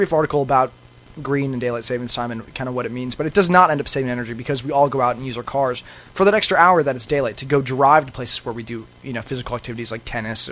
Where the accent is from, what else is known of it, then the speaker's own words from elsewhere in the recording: Chicago, Illinois, United States; now in Los Angeles, United States; I'm from Chicago